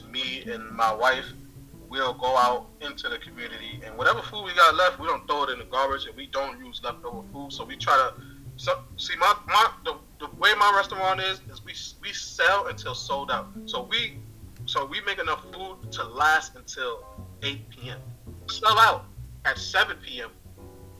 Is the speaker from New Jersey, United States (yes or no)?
no; New York City, New York, United States; now in Portland, Maine, United States; I come from the Bronx, and I know that it's rough out there